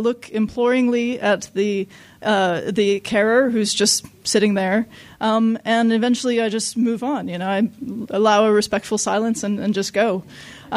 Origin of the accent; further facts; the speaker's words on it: Los Angeles, California, United States; I grew up in Los Angeles